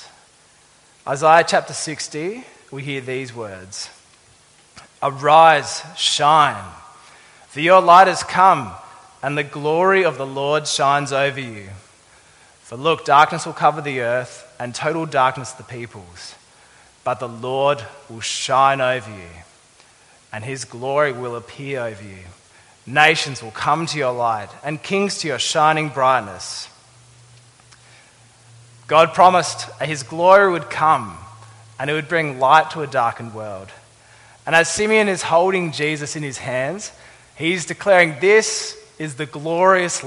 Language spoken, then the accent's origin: English; Adelaide, South Australia, Australia; moved away; I'm from Adelaide.